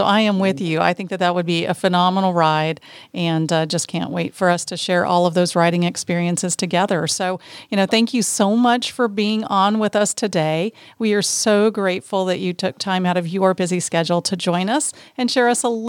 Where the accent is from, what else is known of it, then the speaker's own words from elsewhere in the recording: Texas, United States; born there; I got to talk like that because I'm from Texas. I was born in Texas, but I'm not from Texas.